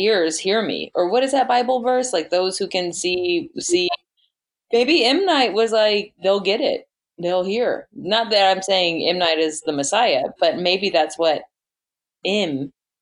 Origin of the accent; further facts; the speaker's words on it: Texas, United States; I'm from Texas